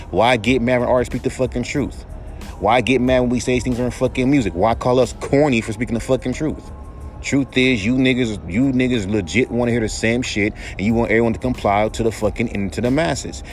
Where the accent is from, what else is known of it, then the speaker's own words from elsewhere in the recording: West Coast, United States; I'm from the West Coast